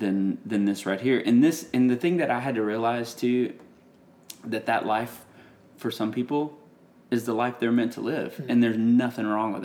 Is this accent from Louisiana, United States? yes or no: yes; Gilbert, Louisiana, United States; moved away as an adult; now in Nashville, United States; I'm from Gilbert